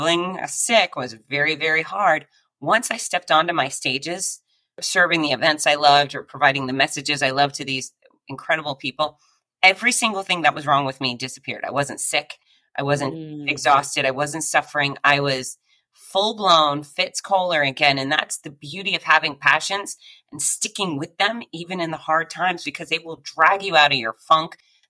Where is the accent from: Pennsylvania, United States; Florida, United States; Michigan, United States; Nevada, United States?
Florida, United States; Gainesville; my hometown of Gainesville, Florida